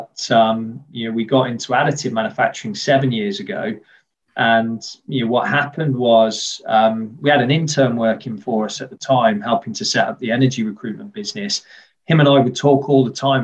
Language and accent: English; West Midlands, United Kingdom; also born or lived in Worcester / Birmingham; I grew up here in the Midlands, the industrial heartlands of the UK.